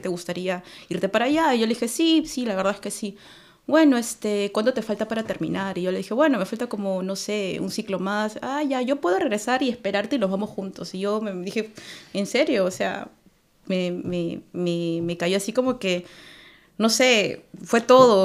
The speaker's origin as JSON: {"language": "Spanish", "region": "Lima", "country": "Peru", "moved": "as an adult", "lives_now": "Oulu, Finland", "said": "soy de Lima, Perú."}